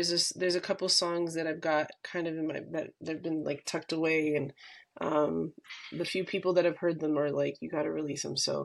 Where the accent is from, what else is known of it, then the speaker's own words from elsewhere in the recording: California, United States; I grew up in California, and the ocean was like a really big part of my life